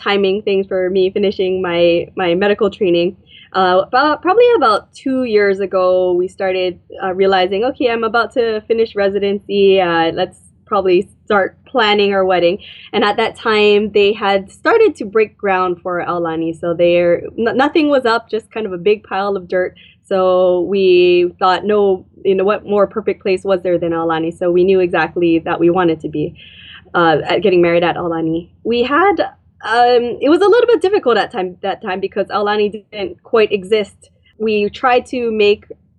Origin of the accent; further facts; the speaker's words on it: Hawaii, United States; we were born and raised in Hawaii.